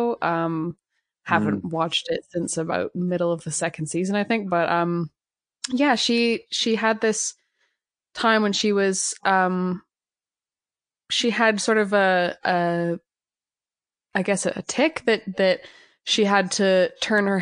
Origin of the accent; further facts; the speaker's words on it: Canada; I'm a Canadian musician